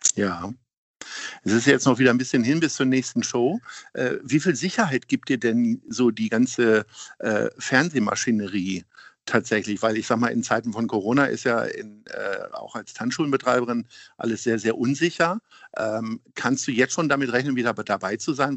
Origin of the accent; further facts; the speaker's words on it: Hanover, Lower Saxony, Germany; now in Hamburg, Germany; ich komme auch aus Hannover